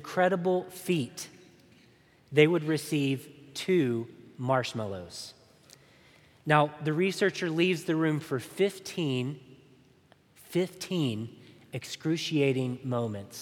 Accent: Chattanooga, Tennessee, United States; my hometown of Chattanooga, Tennessee

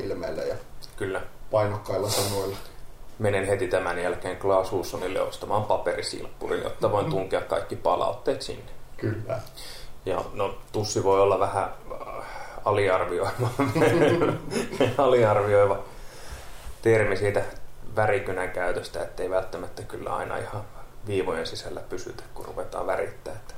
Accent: Kerava, Uusimaa, Finland; moved away as an adult; now in Lappeenranta, Finland; mä oon alun perin Keravalta

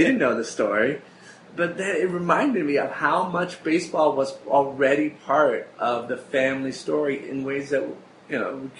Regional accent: New York City, New York, United States; moved away; also born or lived in Fort Lauderdale, Florida; I was born in the Bronx, and there was a hospital that used to be on the Grand Concourse about 15 blocks away from Yankee Stadium, Bronx Lebanon Hospital.

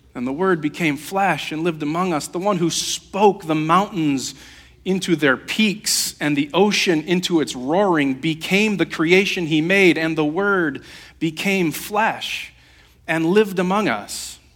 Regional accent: Holland, Michigan, United States; I grew up on 24th Street, uh, the lumberyard

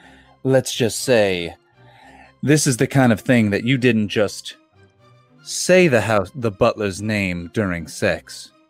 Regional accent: Nantucket, Massachusetts, United States; I'm becoming very southern despite the fact that I'm from Nantucket.

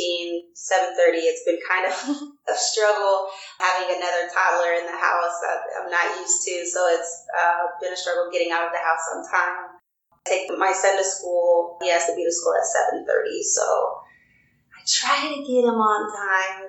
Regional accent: Des Moines, Iowa, United States; I grew up in Des Moines, primarily in like the East Side neighborhood

